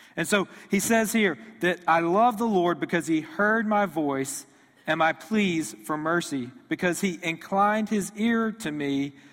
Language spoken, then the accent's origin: English; Houston, Texas, United States; moved away; I grew up near Houston, Texas, so I grew up an Astros fan